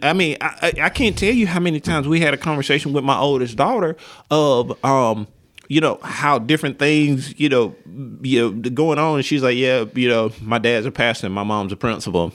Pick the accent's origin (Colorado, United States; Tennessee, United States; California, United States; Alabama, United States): Alabama, United States; Linden; moved away; I grew up in Linden, Alabama